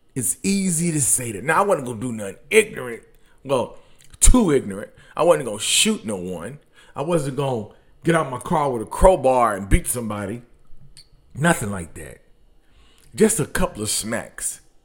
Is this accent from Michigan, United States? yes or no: yes; Detroit, Michigan, United States; I'm from Detroit